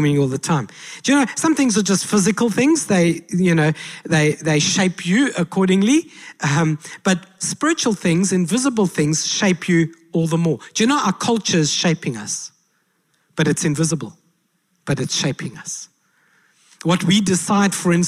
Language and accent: English; South Africa; I said, South Africa